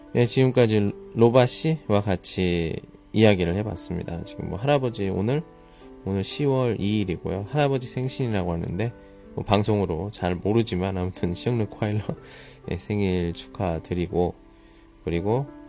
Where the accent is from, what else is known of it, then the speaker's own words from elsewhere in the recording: South Korea; 우리 그 한국 남자들 같은 경우에는 그 군대 문화